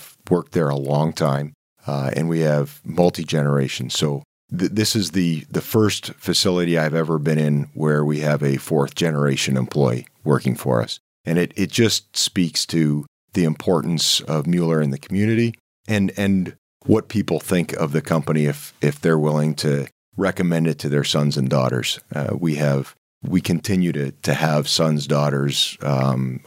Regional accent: Canada; accent: Canadian; moved away as an adult; also born or lived in London, Ontario; now in Port Huron, United States; I am Canadian. I moved here.

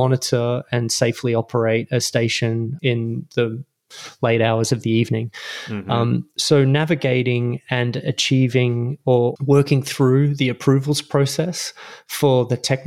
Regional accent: Melbourne, Victoria, Australia; moved away as an adult; also born or lived in London, United Kingdom; now in Los Angeles, United States; I was born and raised in Melbourne, Australia

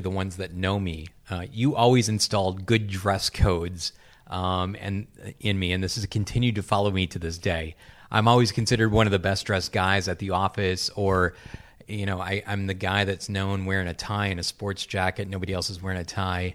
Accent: Wisconsin, United States; Growing up in Wisconsin

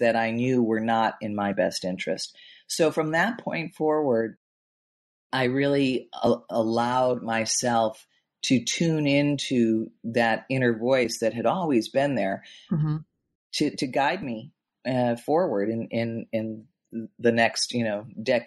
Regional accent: Chicago, Illinois, United States; I grew up in Chicago in the Midwest

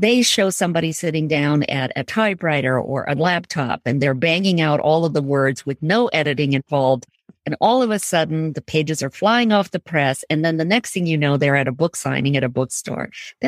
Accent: Jodhpur, Rajasthan, India; also born or lived in Punjab, India; I was born in Jodhpur, but I also lived in Rajasthan in three other cities, Jaipur, Banswara, and Bikaner.

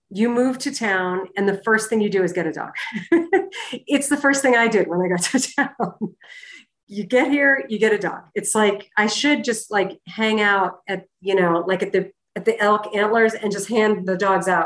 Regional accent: Boston, Massachusetts, United States; That I came from Boston. I never went to charity events back

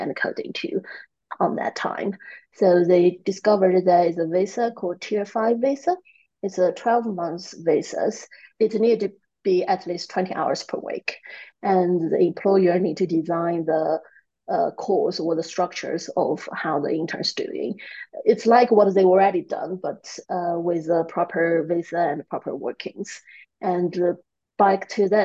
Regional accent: Kunming, Yunnan, China; English is a second language; moved away as an adult; also born or lived in Sheffield, United Kingdom; That's where our office now and my hometown is.

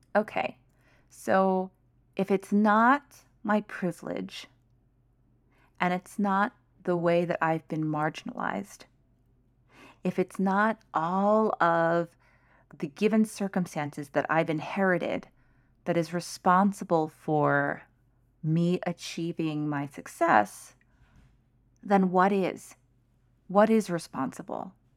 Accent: United States; I am Chinese American, so I am a minority. I am a firstborn generation in the U S

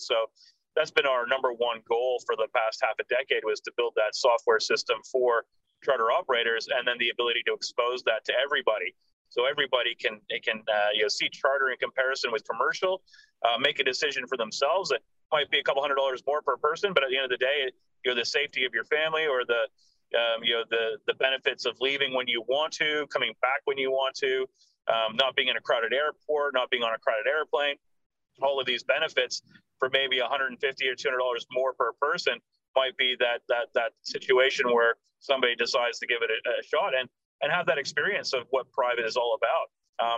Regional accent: Canada; moved away as an adult; also born or lived in United States / London; now in Australia; So I was born in Canada. I did live in Australia from 3 till 7. So I was an only adopted child in my family. So I came out to Australia when I was 3. I was here till 7. We moved back to Canada, and I was there until I was 18

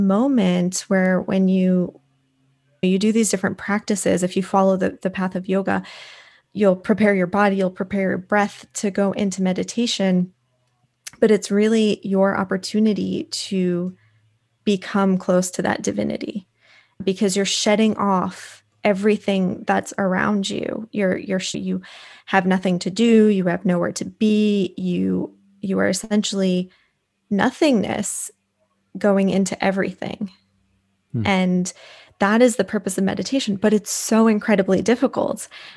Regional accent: East Coast, United States; I grew up on the East Coast and I was always hiking and close to mountains, but I just don't do well in cold weather.

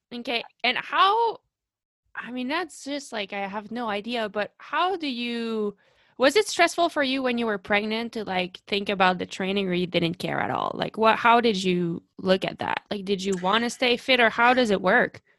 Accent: Canada; I am from Canada

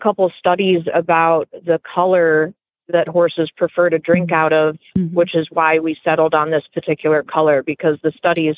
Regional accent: Minnesota, United States; moved away as an adult; now in Florida, United States; I'm from Minnesota originally

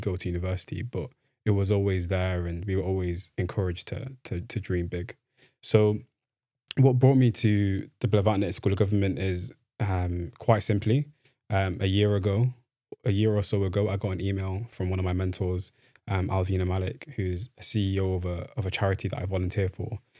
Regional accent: Manchester, North West England, United Kingdom; moved away as an adult; now in Oxford, United Kingdom; I'm from Manchester. I, I grew up, um, in Manchester, um, born in Morside, lived in Fallowfield for a little bit, and then came back to Morside.

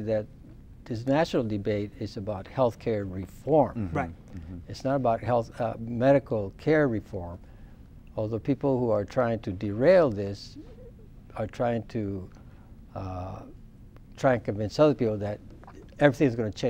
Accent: El Paso, Texas, United States; I grew up in La Roca.

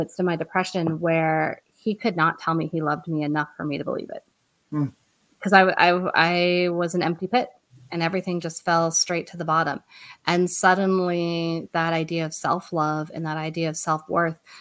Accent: Colorado, United States; moved away as an adult; also born or lived in Boston; We're both from Colorado, but we went to Boston so he could go to BU

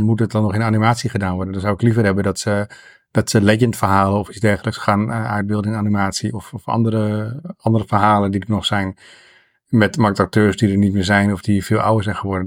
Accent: Netherlands; als Nederlander

